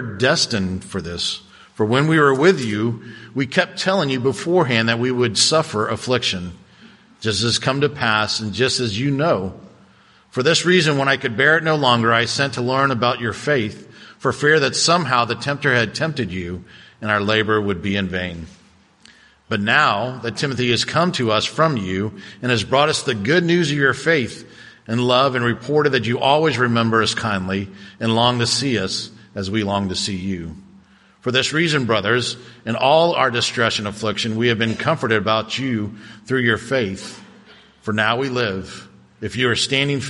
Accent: Cocoa Beach, Florida, United States; growing up in Cocoa Beach

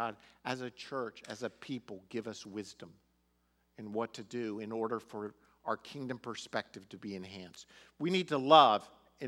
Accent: United States; we're Americans

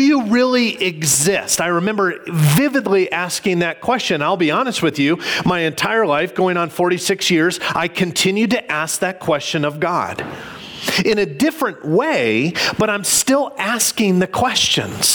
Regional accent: Illinois outside of Chicago, United States; I can remember as a kid growing up in Illinois outside of Chicago

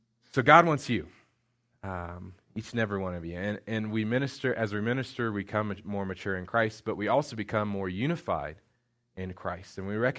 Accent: Indiana, United States; moved away; Indiana, which is where I'm from

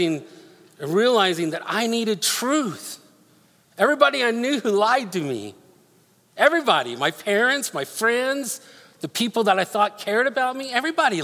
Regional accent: Denver, Colorado, United States; moved away; I grew up in Denver

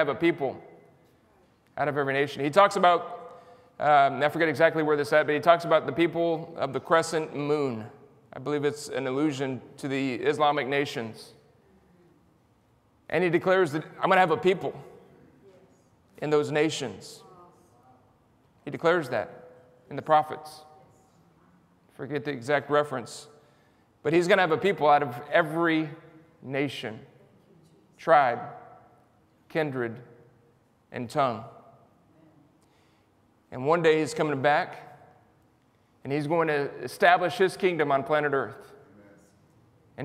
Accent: San Antonio, Texas, United States; I'm from San Antonio, Texas.

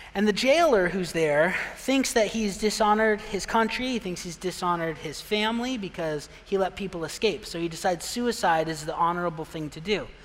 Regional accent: Pine, Arizona, United States; moved away; I'm from a real small town. I'm from Pine, Arizona, and everyone knows, oh, I've been there, Pine Top. No, not Pine Top, Pine. It's not the same place. so small, you don't even know where it is. 3,000 people I grew up

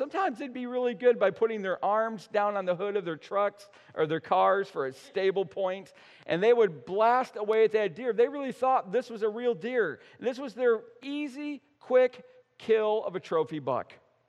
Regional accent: central New York, United States; growing up in Little Deer Rider, New York, in central New York

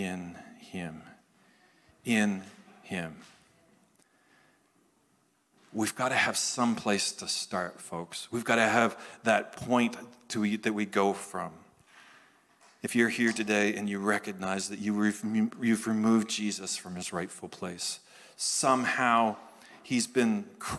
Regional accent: Canada; happen to be from Canada, happen to be Pentecostal.

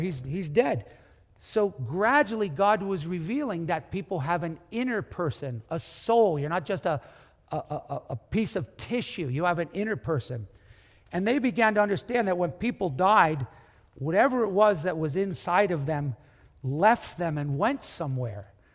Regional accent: United States; you and me being American

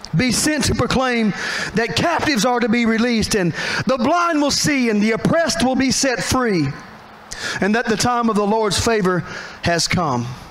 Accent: Statesville, North Carolina, United States; I was born on Park Drive, which is true. My father delivered me on Park Drive in Statesville

